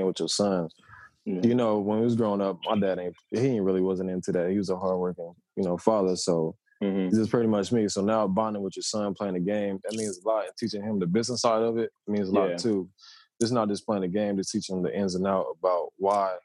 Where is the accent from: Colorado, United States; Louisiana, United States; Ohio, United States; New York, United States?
Ohio, United States; growing up in Ohio was solid